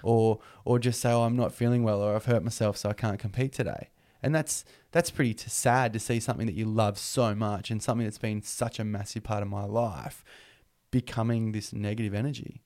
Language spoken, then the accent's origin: English; Newcastle, New South Wales, Australia; also born or lived in Singleton, New South Wales; at the age of five years old, we moved down to Newcastle